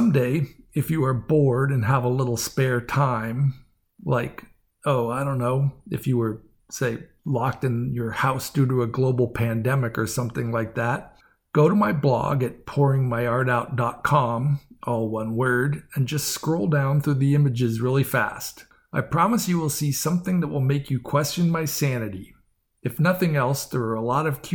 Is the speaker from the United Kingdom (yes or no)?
no; San Francisco Bay Area, California, United States; now in San Diego, United States; I grew up in the San Francisco Bay Area, so I know my fog.